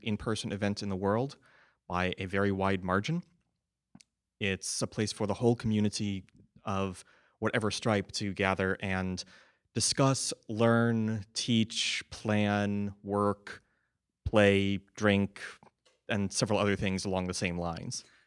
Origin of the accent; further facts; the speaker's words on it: United States; I'm an American too